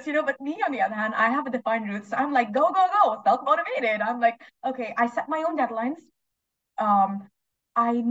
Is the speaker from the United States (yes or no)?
no; India; moved away; I'm originally Indian.